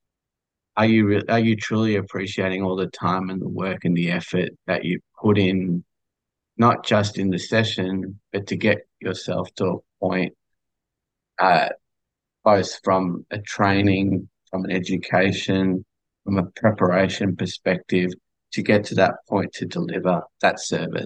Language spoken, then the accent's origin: English; Australia; I'm from Australia, as you can probably tell from the accent